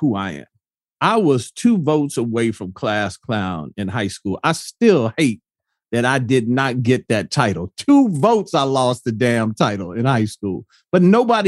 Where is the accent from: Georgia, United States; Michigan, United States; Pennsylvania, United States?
Michigan, United States; Detroit; moved away; also born or lived in Washington, D.C.; I'm from Detroit